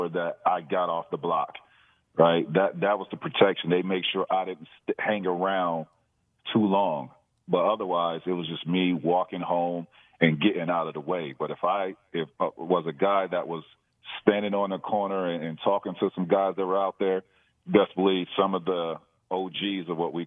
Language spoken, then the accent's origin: English; Auburndale, Florida, United States; born or raised there